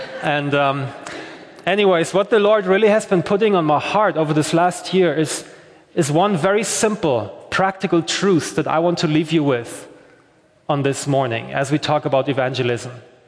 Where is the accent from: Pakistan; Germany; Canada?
Germany; now in Belfast, United Kingdom; I'm from Germany. I'm 32 years old.